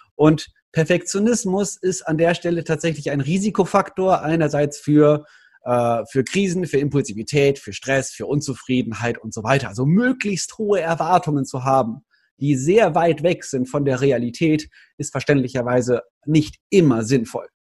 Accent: Cologne, North Rhine-Westphalia, Germany; Ich als Kölner

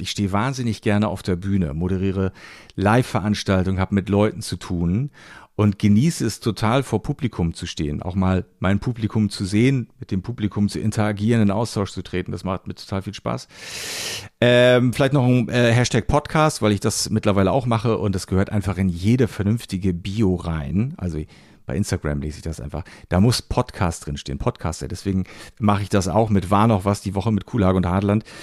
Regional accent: Rostock, Mecklenburg-Vorpommern, Germany; now in Hamburg, Germany; Schöne Grüße in meine alte Heimat

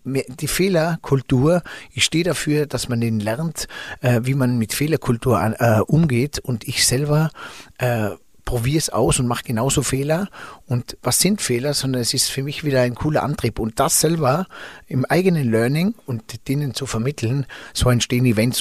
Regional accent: Zell am Ziller, Tyrol, Austria; für uns Einheimischen

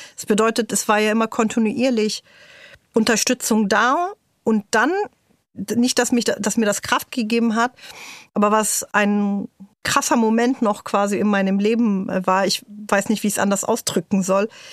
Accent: Berlin, Germany; German is a second language; also born or lived in Tyre, Lebanon; in Morbid, wo ich aufgewachsen bin, was meine Heimat ist

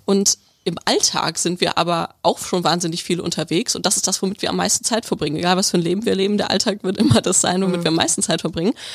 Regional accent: Bielefeld, North Rhine-Westphalia, Germany; moved away as an adult; also born or lived in Stuttgart / Tübingen; Ich komme aus Nordrhein-Westfalen, aus Bielefeld, aus der Stadt, die es nicht gibt

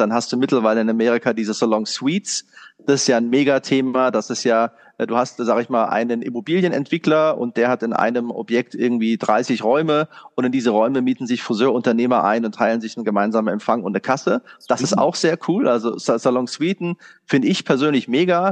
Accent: Germany; als Deutscher

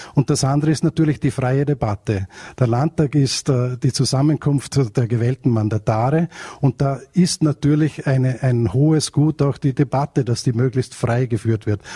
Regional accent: Vorarlberg, Austria; ich komme aus Österreich, aus Vorarlberg

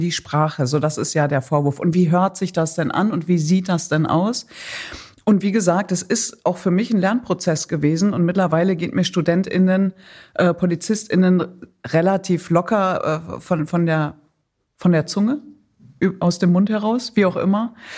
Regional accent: Datteln, North Rhine-Westphalia, Germany; moved away; wenn ich in meine Heimat fahre, nicht in den Irak, sondern nach Datteln in Nordrhein-Westfalen

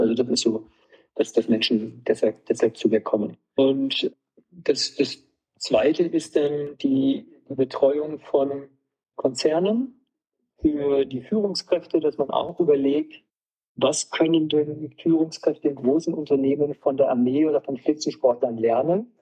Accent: Wolfenbüttel, Lower Saxony, Germany; now in Rosenheim, Germany; Komme aus einem Ort in Niedersachsen, wo Basketball immer die Sportart Nummer eins war und ich bin im MTV Wolfenbüttel groß geworden

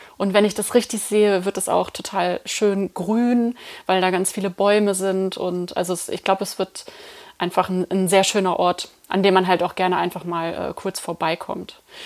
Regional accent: Eifel, Germany; ich komme aus der Eifel und ähm, bin einfach mit Pilz aufgewachsen

